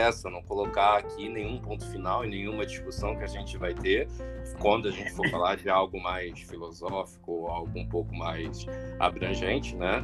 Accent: Rio de Janeiro, Brazil; eu sou do Rio de Janeiro

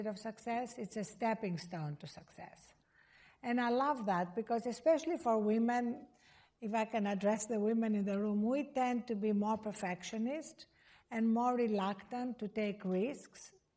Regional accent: Greece; I was born in Greece

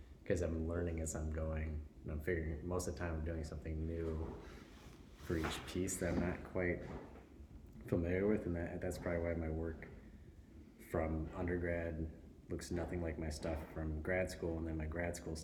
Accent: Illinois, United States; now in Twin Cities, United States; So, I grew up in Illinois, and it wasn't the biggest town, but it also had a university

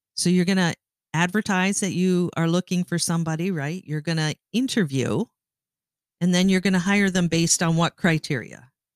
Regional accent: Canada; moved away as an adult; now in United States; I'm Canadian. I, um, have lived in the United States for thirty-five years

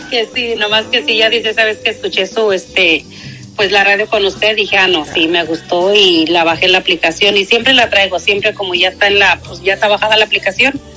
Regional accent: Guanajuato, Mexico; Soy de Guanajuato, papá.

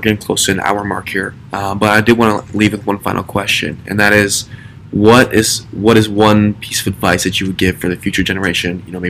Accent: Minneapolis, Minnesota, United States; my hometown of Minneapolis

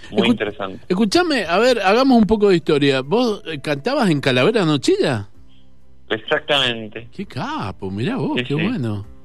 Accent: Junín, Mendoza, Argentina; Soy de Junín.

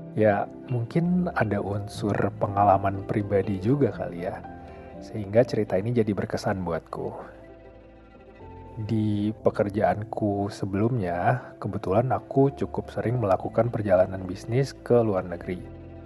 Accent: Indonesia; Aku adalah orang Indonesia

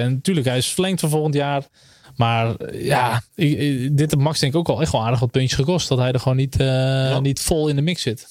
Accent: Netherlands; als Nederlander

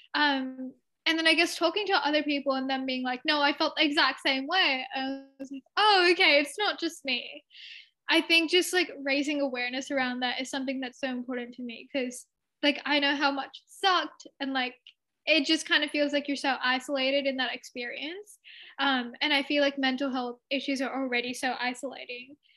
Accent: Sydney, New South Wales, Australia; also born or lived in India (ancestry); my family is from India, um, and I was born and raised in Australia.

